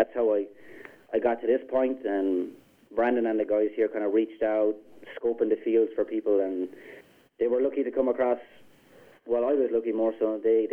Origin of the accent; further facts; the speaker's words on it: Ireland; moved away as an adult; now in Wisconsin, United States; I moved here from Ireland in January of last year